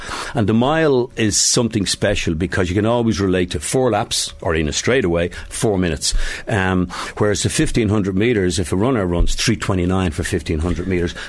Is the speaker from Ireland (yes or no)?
yes; Dublin, County Dublin, Ireland; also born or lived in United States; While I was born and raised in Drimna, living in the States, going to college in Villanova, getting married, being on the professional circuit, when I'd come home to Ireland, I'd stay up in Glasnevin.